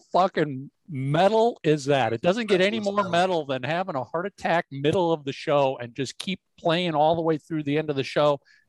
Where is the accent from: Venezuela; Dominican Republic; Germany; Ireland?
Venezuela; English is a second language; now in United States; I'm from Venezuela and there are no concerts now there due to the political and critical situation. I got the chance to come here.